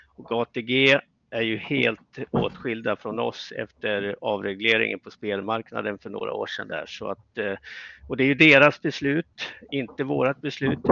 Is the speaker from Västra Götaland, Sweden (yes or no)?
no; Östersund, Jämtland, Sweden; moved away as an adult; jag kommer ju från Östersund